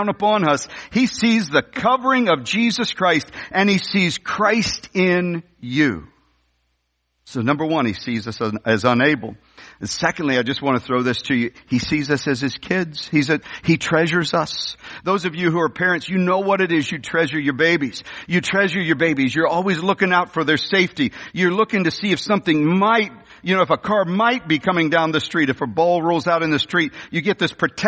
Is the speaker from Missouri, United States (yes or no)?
yes; St. Louis, Missouri, United States; I was raised in the North County of the St. Louis area.